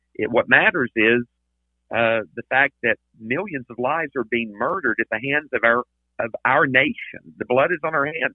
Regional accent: Tennessee, United States; now in Texas, United States; I'm originally from Tennessee

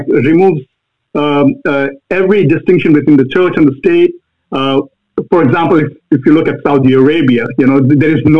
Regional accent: Bhopal, Madhya Pradesh, India; moved away as an adult; now in United States; I grew up in India, central India, a city called Bhopal.

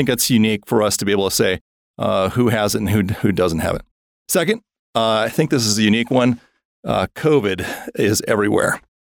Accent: Wisconsin, United States; I came from Wisconsin, so I can say that.

